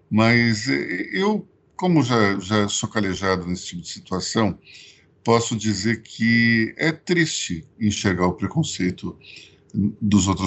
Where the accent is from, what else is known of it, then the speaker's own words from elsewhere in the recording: Pernambuco, Brazil; eu, na qualidade de pernambucano, sem nenhum sotaque, eu testemunho isso toda hora, porque o meu sotaque torna as coisas diferentes. Como eu não tenho nenhum sotaque pernambucano, as pessoas acham que eu sou de São Paulo